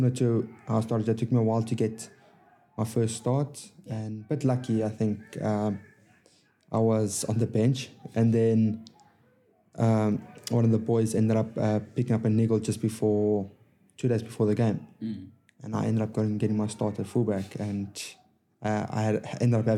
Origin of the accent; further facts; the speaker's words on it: South Africa; moved away as an adult; now in England; growing up in South Africa